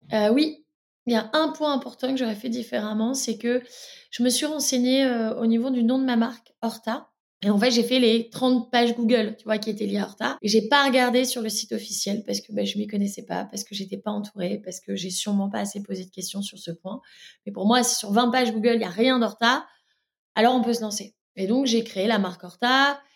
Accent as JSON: {"language": "French", "town": "Lille", "region": "Hauts-de-France", "country": "France", "moved": "as an adult", "lives_now": "Brussels, Belgium", "said": "Je suis lilloise aussi d'origine"}